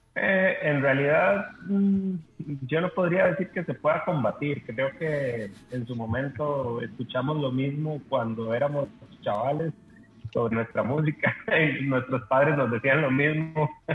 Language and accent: Spanish; Costa Rica; nosotros como costarricenses, como, como parte de, de, esta, de este pedazo de tierra